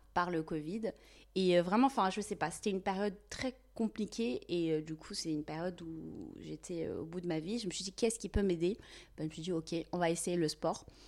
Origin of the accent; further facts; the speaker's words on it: Tizi Ouzou, Tizi Ouzou Province, Algeria; moved away as an adult; now in France; je suis née en Algérie et j'ai grandi, vécu là-bas pendant plusieurs années. Euh, exactement à Tizi Ouzou, en Kabylie, en Algérie.